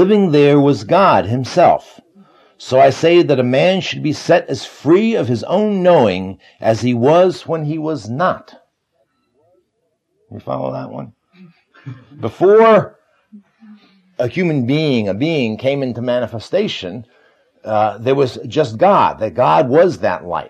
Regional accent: United States; I'm an American

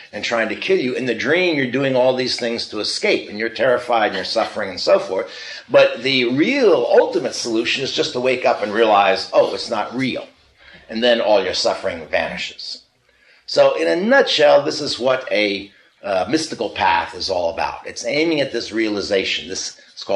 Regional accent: United States; I'm an American. I'm not Chinese

